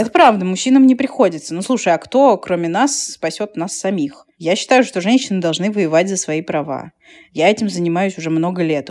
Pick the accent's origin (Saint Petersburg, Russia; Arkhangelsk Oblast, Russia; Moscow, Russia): Moscow, Russia; мы сытые москвичи, да, мы сытые москвичи